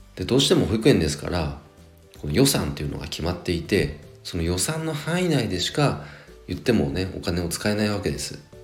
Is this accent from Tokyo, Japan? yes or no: no; Nagano, Japan; 僕のね長野地元長野